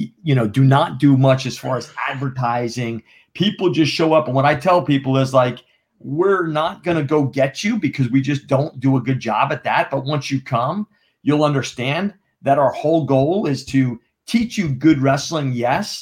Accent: Jefferson Township, New Jersey, United States; accent: New Jersey drawl; now in Charlotte, United States; I'm from New Jersey. I grew up in Northwestern New Jersey.

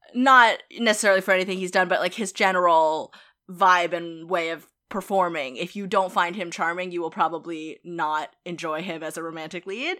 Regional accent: Boston, Massachusetts, United States; we're from Boston

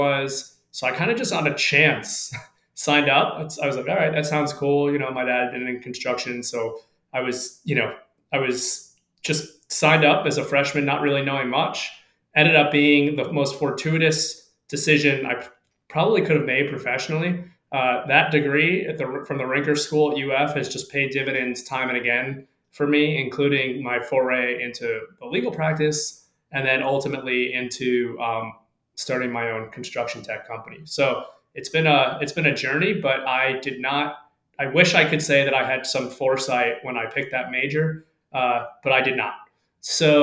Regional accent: South Florida, United States; I grew up in the South Florida area

